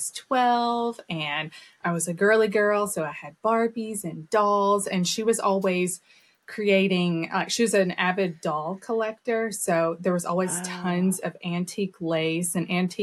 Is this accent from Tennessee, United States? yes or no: yes; Lebanon, Tennessee, United States; I grew up in Lebanon, Tennessee, and I'm just here in Middle Tennessee now. So I am a purebred Tennessee.